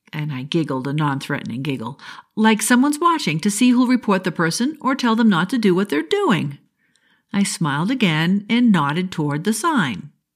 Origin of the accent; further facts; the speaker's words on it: New England, United States; I'm from New England